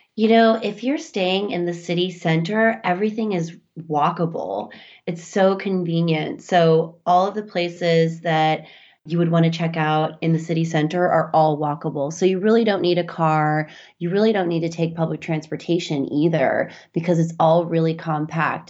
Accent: Midwest, United States; I grew up in the Midwest, too

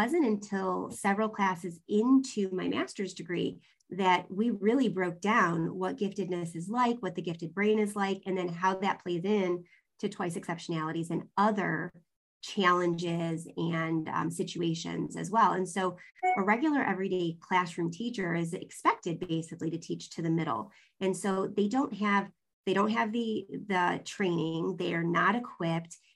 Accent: Southern California, United States; moved away; I lived in Southern California for about 10 years in junior high and high school

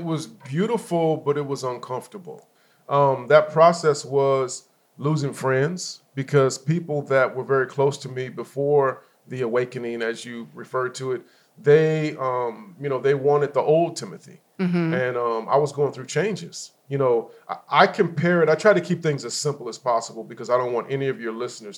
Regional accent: Inland Empire, California, United States; also born or lived in Los Angeles, California; I am from California, born in Los Angeles. Moved when I was a kid because of the area we were in. Parents wanted us to be safer, so we moved out to the Inland Empire.

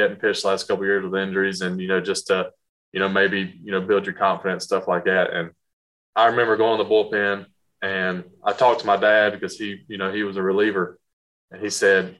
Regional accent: North Carolina, United States; I'm from North Carolina, so the family's, you know, only five and a half hours away from Washington.

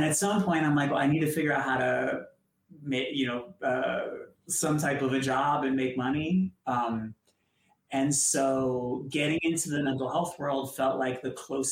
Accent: Boston, Massachusetts, United States; I grew up in Boston

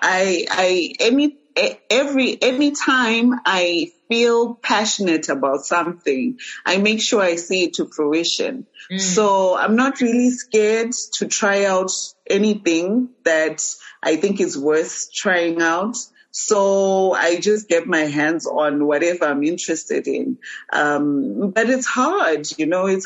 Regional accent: Harare, Zimbabwe; also born or lived in Beitbridge, Zimbabwe / United States; now in Mutare, Zimbabwe; I grew up in Harare

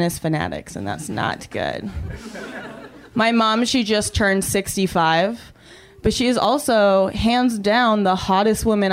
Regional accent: Canada; I'm also from a cold climate. I'm from Canada

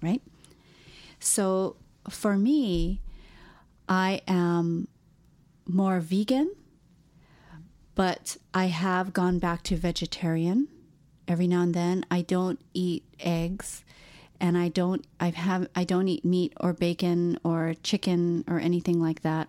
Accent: Hawaii, United States; moved away; I'm from Hawaii, and so therefore I am Hawaiian because I'm a person born and raised in Hawaii

